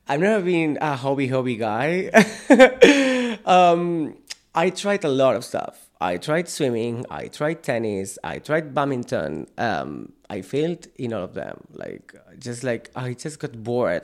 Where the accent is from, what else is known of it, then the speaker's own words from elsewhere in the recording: Sant Cugat del Vallès, Catalonia, Spain; English is a second language; moved away as an adult; now in Ireland; I'm from Barcelona. I'm from a town very close to Barcelona, San Cugat.